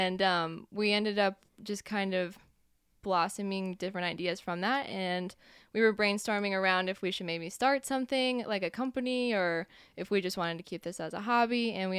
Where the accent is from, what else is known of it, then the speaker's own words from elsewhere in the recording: Texas, United States; also born or lived in Colorado / Mexico; now in Kansas City, United States; So I was born here. I moved around a lot. So I was here until, I was 6 and then moved to Texas, and I was in Texas for a really long time, and then Colorado, and then Mexico for a little while, and back here.